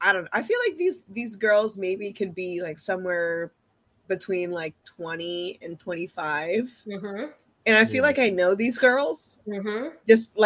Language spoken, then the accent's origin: English; New York City, New York, United States; But growing up in New York City